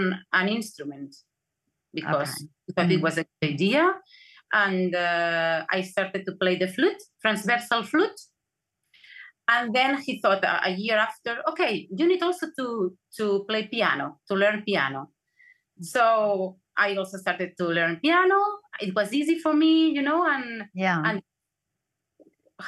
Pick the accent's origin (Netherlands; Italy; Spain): Spain; Barcelona, Catalonia; I was born in Barcelona